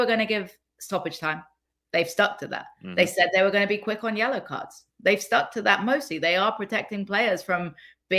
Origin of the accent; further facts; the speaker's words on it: England, United Kingdom; I'm from England.